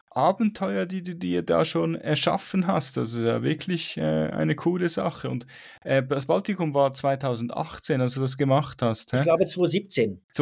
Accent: Switzerland; ich weiß, es gibt es bei uns in der Schweiz auch, gibt auch einen Haufen Berge, aber irgendwie, keine Ahnung, das ganze Feeling in, in an, im Ausland ist für mich viel attraktiver als in der Schweiz. Ich weiß auch nicht wieso. Vielleicht komme ich dann wieder mal zurück in die Schweiz.

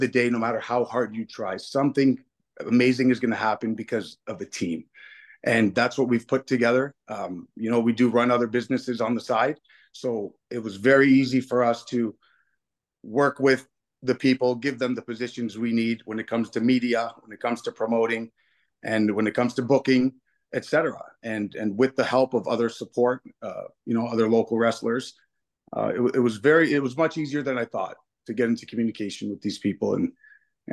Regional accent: Windsor, Ontario, Canada; I've been going to BCW shows since I was a little kid myself, you know, growing up in the town.

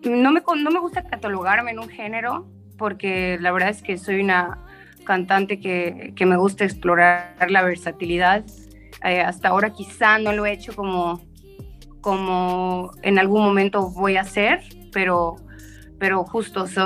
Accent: Chetumal, Quintana Roo, Mexico; soy chetumaleña, soy del sur de Quintana Roo

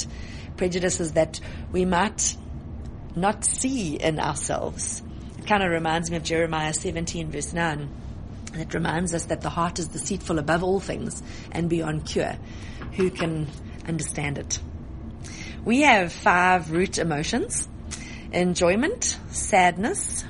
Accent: Johannesburg, Gauteng, South Africa; I was born in Joburg.

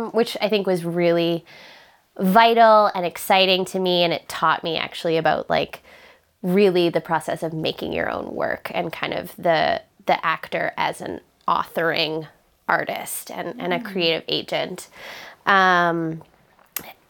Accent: Charlottetown, Prince Edward Island, Canada; I'm from Charlottetown, Prince Edward Island

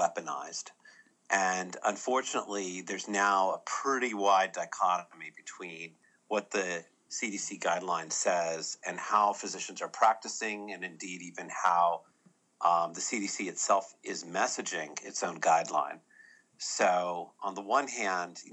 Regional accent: California, United States; moved away as an adult; also born or lived in Boston; now in Birmingham, United States; I grew up in California, went to medical school in Boston

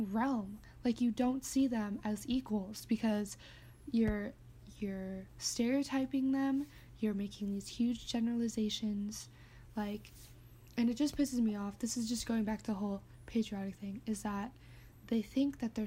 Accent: San Diego, California, United States; I grew up in San Diego

